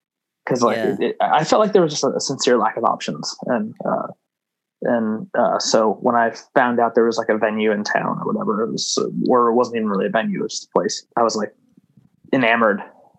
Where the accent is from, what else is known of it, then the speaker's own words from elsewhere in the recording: Gloucester, Massachusetts, United States; I am from Gloucester, Massachusetts.